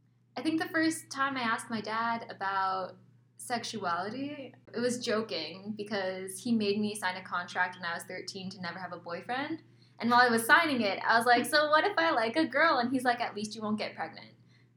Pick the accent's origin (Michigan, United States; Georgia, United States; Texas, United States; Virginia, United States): Georgia, United States; now in Arizona, United States; I grew up in Georgia because that's where we did spend the most time